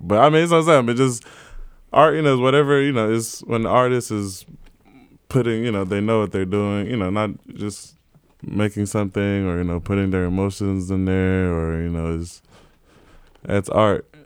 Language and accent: English; Johannesburg, Gauteng, South Africa; born or raised there; also born or lived in South Carolina; now in New York, United States